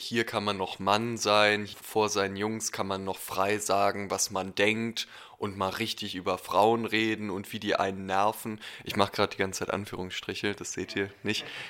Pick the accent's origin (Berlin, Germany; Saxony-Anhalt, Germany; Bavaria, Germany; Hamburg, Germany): Berlin, Germany; ich bin in Berlin aufgewachsen